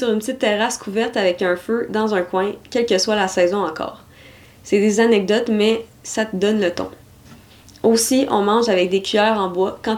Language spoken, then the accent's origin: French; Nouvelle-Aquitaine, France; Moi, je viens de Dordogne